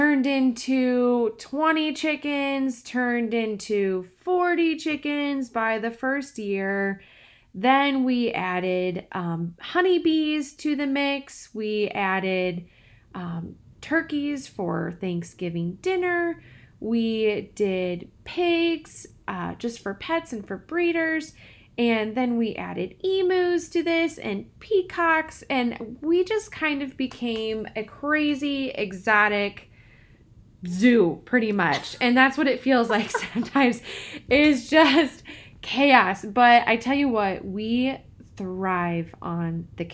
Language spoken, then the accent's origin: English; Peoria, Illinois, United States; I grew up in the middle of a big city in central Illinois. I grew up in Peoria.